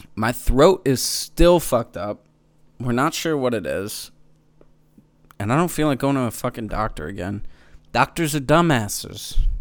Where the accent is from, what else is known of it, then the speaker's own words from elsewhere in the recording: Manheim, Pennsylvania, United States; I'm from Mannheim, Pennsylvania, Amish country